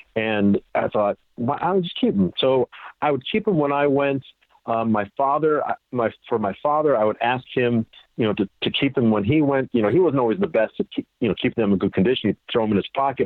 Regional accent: Highland Park, Illinois, United States; now in Florida, United States; I grew up in Highland Park. It's a, it's a nice suburb of Chicago.

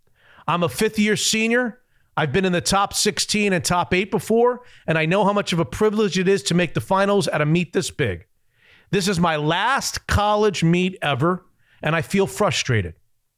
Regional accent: Hungary; I'm from Hungary.

